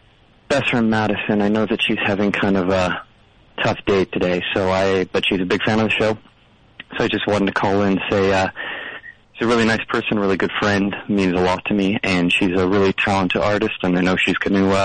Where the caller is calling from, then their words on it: Calgary, Alberta, Canada; I'm calling from Calgary, Alberta, in Canada.